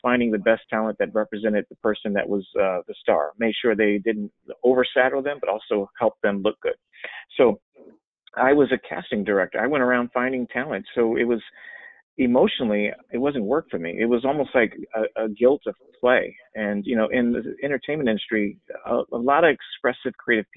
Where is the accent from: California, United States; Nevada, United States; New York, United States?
California, United States; Los Angeles; I grew up in Los Angeles, California, in the heart of entertainment